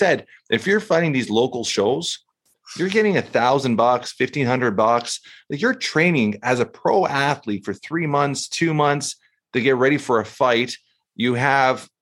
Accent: Canada; We're from Canada here

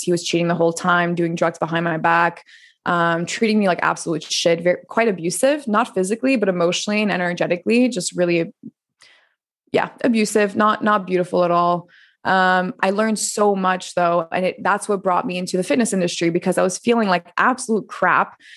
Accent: Montreal, Quebec, Canada; moved away; also born or lived in France; I'm originally from Montreal

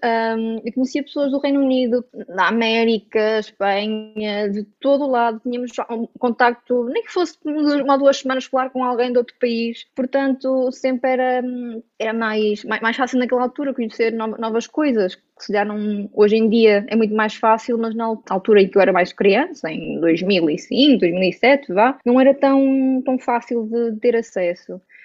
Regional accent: Aveiro, Centro, Portugal; Sou de Aveiro

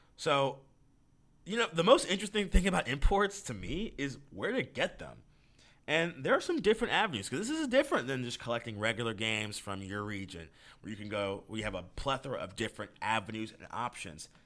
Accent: United States; I'm, I'm an American

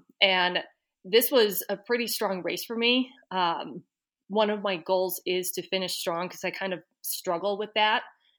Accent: Wellesley, Massachusetts, United States; So I don't know if you could say I grew up in Boston, but I spent all of my teenage years and early 20s in Boston in the town of Wellesley.

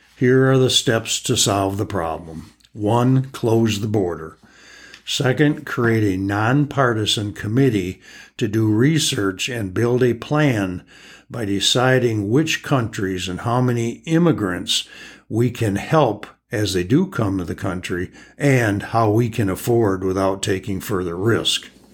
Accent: United States; us as American citizens

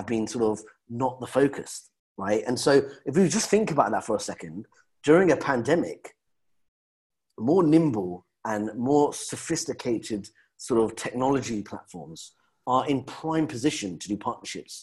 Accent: London, United Kingdom; being a Londoner

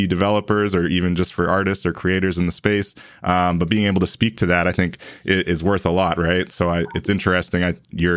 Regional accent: Manitoba, Canada; I'm from Manitoba

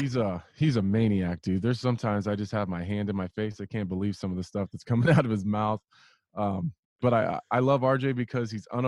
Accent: Nebraska, United States; I love it here. I love it here. People, I get the question all the time. Why do I still live here and then travel for my training camps?

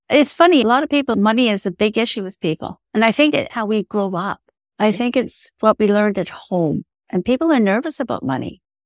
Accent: Ireland; I'm Irish

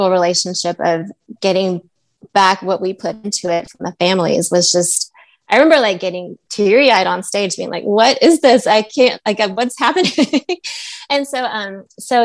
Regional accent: Nashville, Tennessee, United States; now in Chicago, United States; I'm from Nashville.

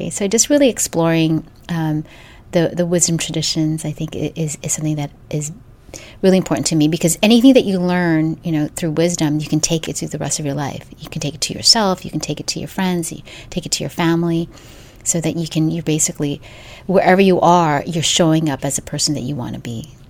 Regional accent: Philippines; moved away

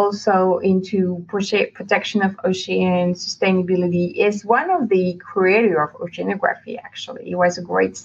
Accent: Paris, Île-de-France, France; moved away as an adult; now in Monaco; I grew up in Paris. I'm originally not from Monaco.

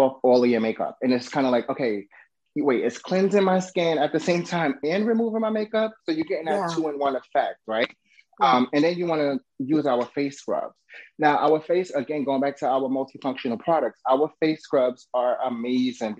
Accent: New York, United States; now in Florida, United States; I'm originally from New York, so I know at that time living in New York

